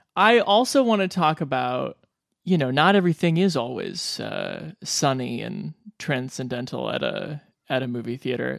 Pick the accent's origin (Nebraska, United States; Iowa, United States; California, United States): Nebraska, United States; Omaha; growing up in Omaha, Nebraska